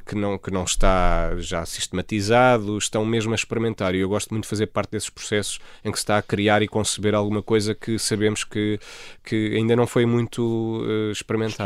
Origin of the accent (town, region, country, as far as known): Almada, Lisbon, Portugal; born or raised there; also born or lived in Freudenstadt, Germany; now in Lisbon, Portugal